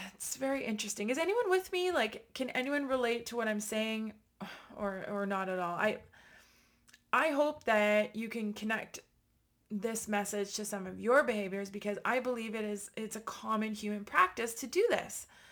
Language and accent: English; Ottawa, Ontario, Canada; my hometown of Ottawa